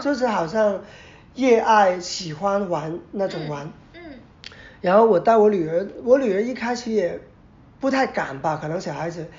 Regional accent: Macau; 澳门来的，所以啊，我那个时候是中学

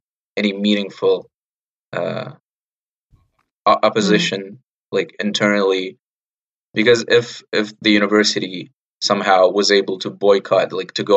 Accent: Ukraine; I come from Ukraine

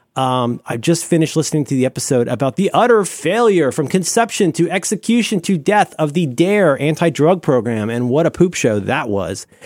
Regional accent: Cincinnati, Ohio, United States; I grew up in Cincinnati, Ohio

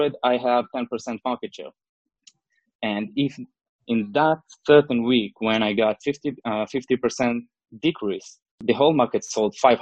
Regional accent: Israel; I'm from Israel.

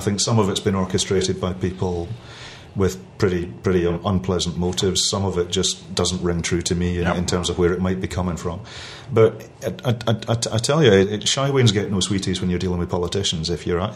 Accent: Glasgow, Scotland, United Kingdom; I'm from Glasgow originally

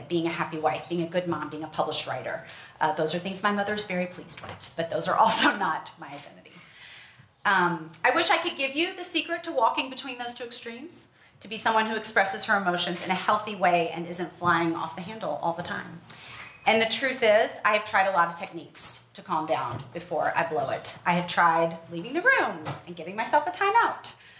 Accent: Memphis, Tennessee, United States; but I did grow up in the Deep South. I grew up in Memphis.

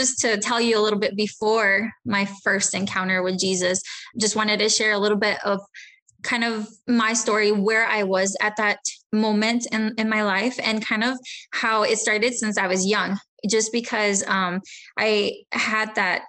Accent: Texas, United States; born there; also born or lived in Mexico; And I was born in Texas, actually just 5 minutes right across the border of Mexico. So I was born in the United States. However, I spent some time in Mexico with them when I was little.

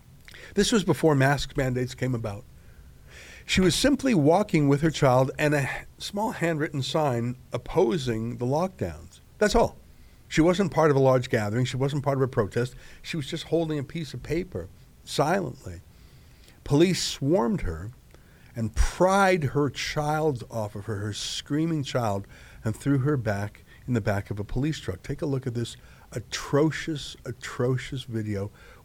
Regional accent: Calgary, Alberta, Canada; my hometown of Calgary, Alberta.

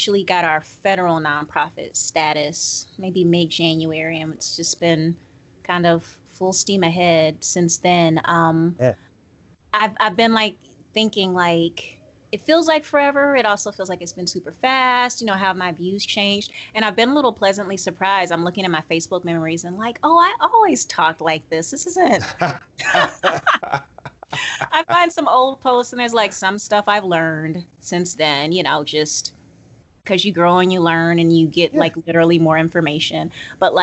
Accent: Georgia, United States; I'm from Georgia.

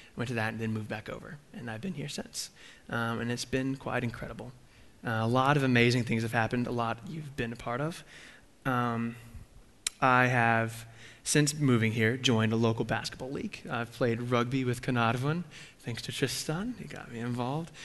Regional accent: Texas, United States; moved away; I grew up in Texas.

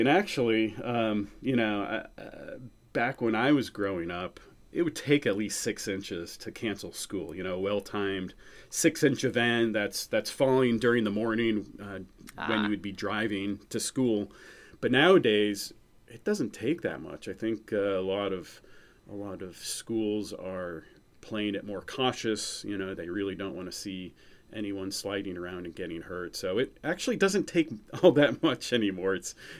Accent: New England, United States; we both had, you know, growing up in New England in common, being kind of the outsiders in Missouri.

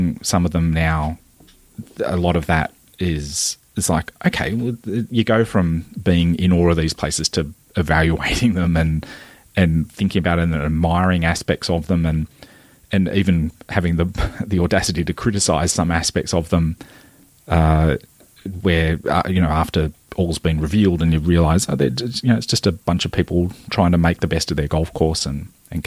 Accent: Maitland, New South Wales, Australia; growing up in Maitland, in the Hunter Valley of New South Wales

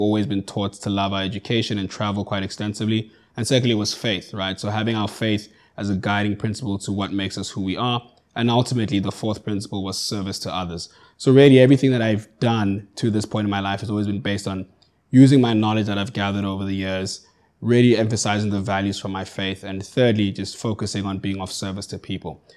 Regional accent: Johannesburg, Gauteng, South Africa; moved away as an adult; now in Cape Town, South Africa; I grew up in Johannesburg. I, I currently reside in Cape Town.

